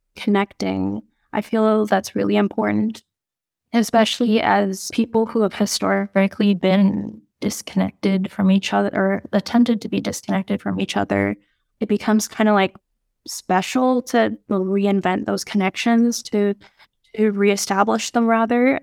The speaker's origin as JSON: {"language": "English", "region": "Nunavut", "country": "Canada", "tie": "born or raised there", "said": "my family and growing up in Nunavut"}